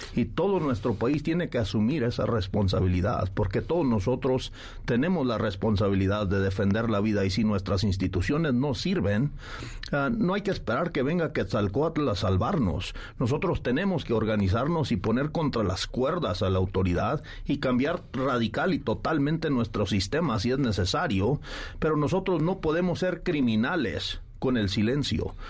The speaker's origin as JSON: {"language": "Spanish", "country": "Mexico", "said": "como mexicanos"}